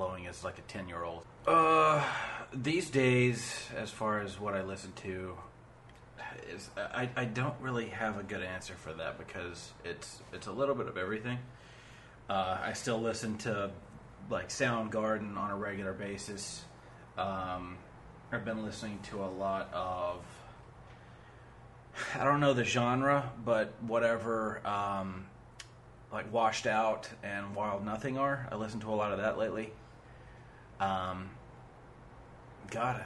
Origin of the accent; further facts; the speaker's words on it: Tennessee, United States; Growing up in Tennessee, I listened to a lot of country music when I was a kid